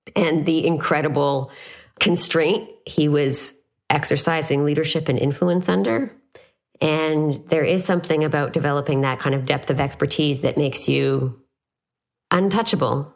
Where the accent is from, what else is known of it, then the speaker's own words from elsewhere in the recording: Canada; as a Canadian